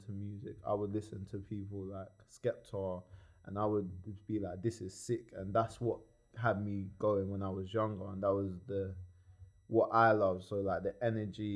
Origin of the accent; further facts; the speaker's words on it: Croydon, London, United Kingdom; also born or lived in New Addington; I was from New Adderton and I was raised in East Croydon.